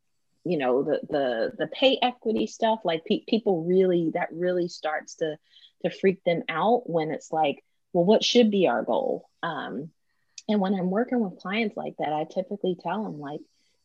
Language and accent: English; Philadelphia, Pennsylvania, United States; I'm from Philly.